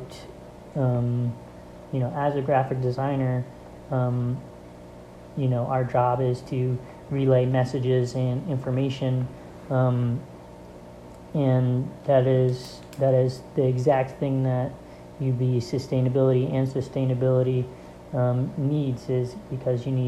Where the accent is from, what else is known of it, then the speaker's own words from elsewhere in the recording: Rochester, New York, United States; I'm a fine arts major in graphic design with a concentration in graphic design, and I'm from Rochester, New York